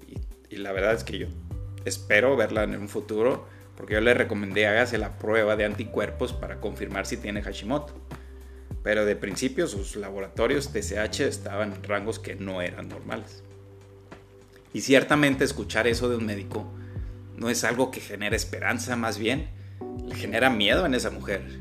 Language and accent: Spanish; Agua Prieta, Sonora, Mexico; aquí en, mi tierra, en Sonora, en la ciudad de Agua Prieta